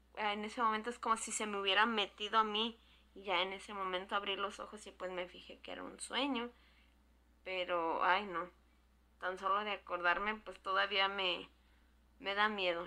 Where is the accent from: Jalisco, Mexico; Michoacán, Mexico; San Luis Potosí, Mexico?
Jalisco, Mexico; now in California, United States; Soy proveniente de Jalisco y vivo en California.